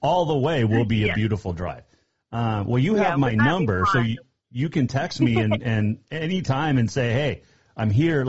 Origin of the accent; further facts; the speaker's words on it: Bozeman, Montana, United States; I grew up in Bozeman.